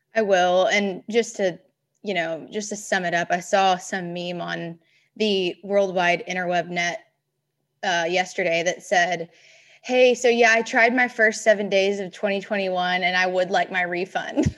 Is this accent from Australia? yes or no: no; Memphis, Tennessee, United States; growing up in Memphis